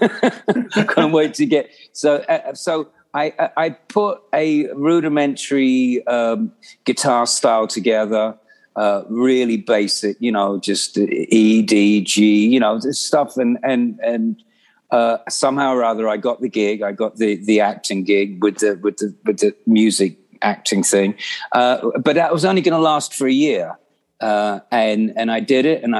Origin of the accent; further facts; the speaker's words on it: London, United Kingdom; growing up in London